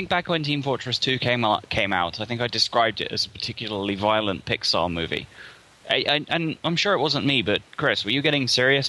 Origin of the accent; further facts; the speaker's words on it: South England, United Kingdom; I'm from South England.